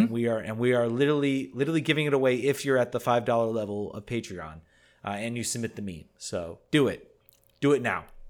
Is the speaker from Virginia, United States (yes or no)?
yes; Richmond, Virginia, United States; moved away; my hometown of Richmond